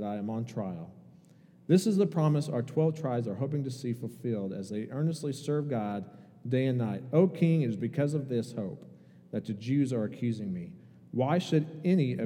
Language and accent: English; Indiana, United States; moved away as an adult; also born or lived in Kentucky; I grew up in Indiana and went to college in Kentucky